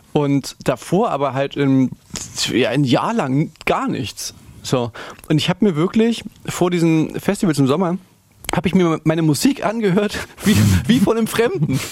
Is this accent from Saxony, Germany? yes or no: yes; foot of the Ore Mountains, Saxony, Germany; dass man schon da, wo wir herkommen, da ist schon noch so, noch so am Fuße des Erzgebirges